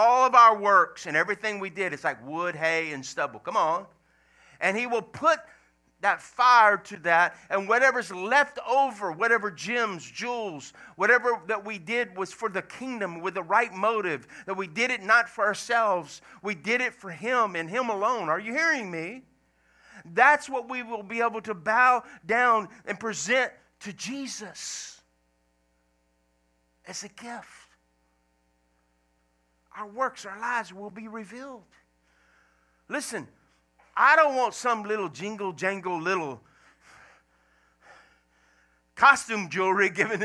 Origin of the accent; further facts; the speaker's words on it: Louisiana, United States; moved away as an adult; also born or lived in Washington State; I left Washington State to come back to Louisiana, because I'm originally from Louisiana